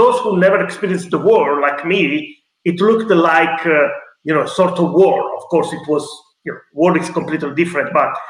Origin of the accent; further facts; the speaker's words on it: Monteforte Irpino, Campania, Italy; moved away as an adult; now in United Kingdom; currently I am in my hometown, that is Monteforte Irpino, which is a small town of 10,000 people in the Apennine Hills of the Campania region. So it's almost 1 hour driving from Naples and from the Amalfi Coast.